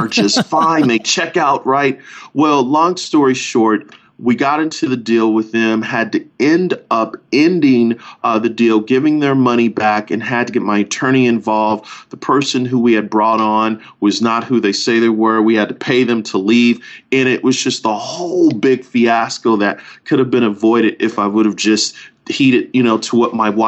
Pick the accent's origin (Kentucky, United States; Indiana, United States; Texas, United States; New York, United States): New York, United States; Buffalo; now in Orlando, United States; Yep, grew up in Buffalo, living in Orlando, married to an amazing young lady for the last 20-plus years.